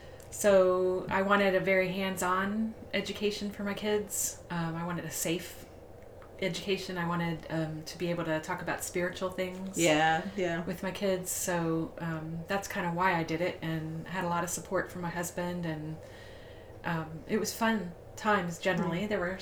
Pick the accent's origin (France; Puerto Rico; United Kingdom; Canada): Puerto Rico; born there; I was born in Puerto Rico because they were in the Air